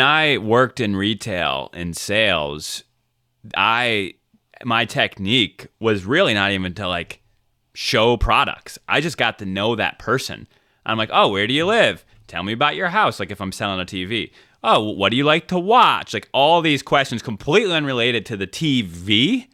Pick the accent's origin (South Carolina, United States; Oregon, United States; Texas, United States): South Carolina, United States; I'm from South Carolina